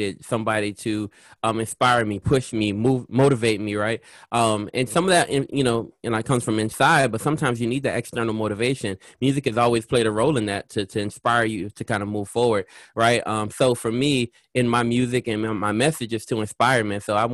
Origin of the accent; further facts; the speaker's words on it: New Orleans, Louisiana, United States; I'm from Louisiana. So I was in the heart of New Orleans